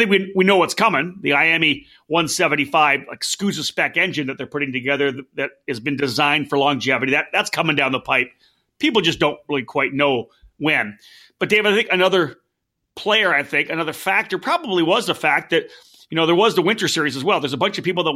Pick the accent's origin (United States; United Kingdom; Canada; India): Canada; I'm from Canada.